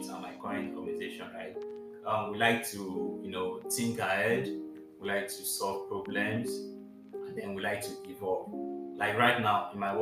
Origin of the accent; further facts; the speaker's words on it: Nigeria; me being a Nigerian